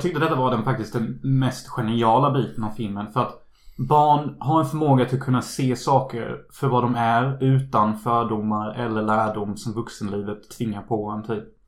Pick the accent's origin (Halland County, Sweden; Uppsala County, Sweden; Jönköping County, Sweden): Halland County, Sweden; Unnaryd; moved away; När jag är hemma i Unnaryd